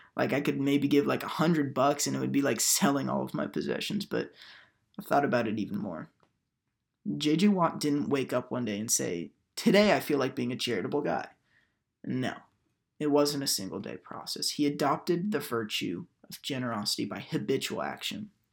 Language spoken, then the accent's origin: English; Houston, Texas, United States; moved away as an adult; Hurricane Harvey hit my hometown of Houston, Texas